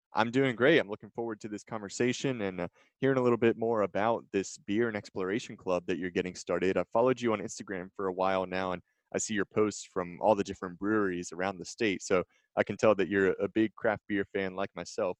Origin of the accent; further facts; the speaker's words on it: Harrisonburg, Virginia, United States; now in Richmond, United States; I'm originally from Harrisonburg. I live in Richmond now